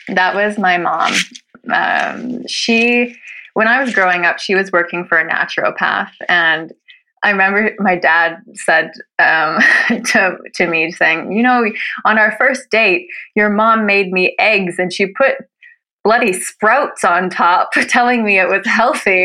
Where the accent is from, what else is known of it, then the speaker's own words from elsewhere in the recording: Canada; moved away as an adult; now in Norway; I'm a Canadian who's been living in Norway for nine years.